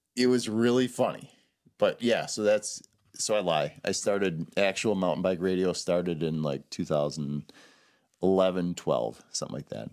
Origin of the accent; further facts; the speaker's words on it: Southeastern Wisconsin, United States; also born or lived in Madison, Wisconsin / La Crosse, Wisconsin / De Pere, Wisconsin / Denver, Colorado; now in Hayward, United States; I'm from Southeastern Wisconsin